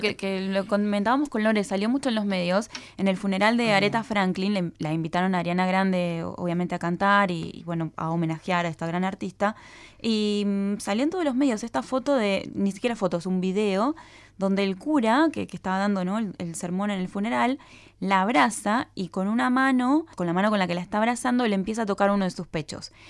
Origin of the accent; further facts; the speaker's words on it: Buenos Aires, Argentina; accent: rioplatense; El, el, acento que yo tengo se llama rioplatense, que lo comparte Buenos Aires con Uruguay